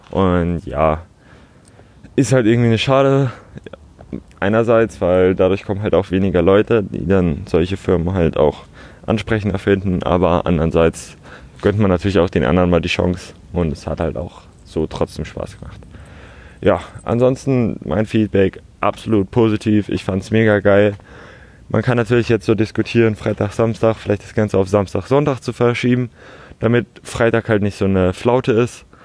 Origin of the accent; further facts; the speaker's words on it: Hamburg, Germany; Bin aufgewachsen in Altona, Altonale jedes Jahr. Man kennt das Gedränge so ein bisschen.